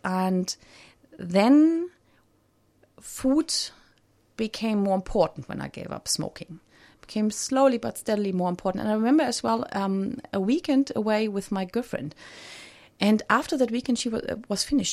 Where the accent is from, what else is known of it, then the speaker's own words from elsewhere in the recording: Germany; I grew up in Germany